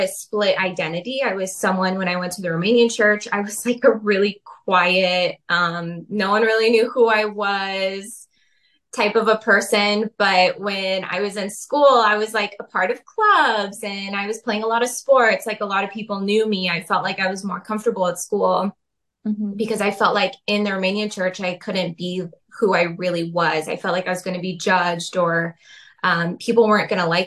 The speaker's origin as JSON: {"language": "English", "town": "Portland", "region": "Oregon", "country": "United States", "tie": "born or raised there", "said": "I was born in Portland"}